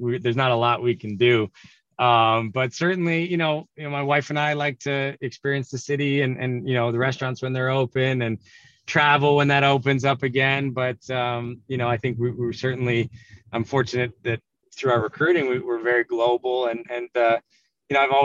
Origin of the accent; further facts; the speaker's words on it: Canada; now in Philadelphia, United States; growing up in Canada